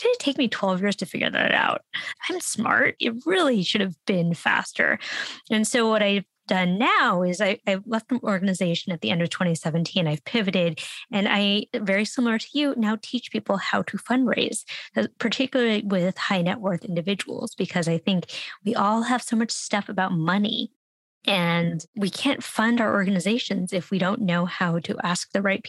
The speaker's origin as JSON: {"language": "English", "town": "San Francisco", "region": "California", "country": "United States", "tie": "born or raised there", "said": "I grew up in San Francisco"}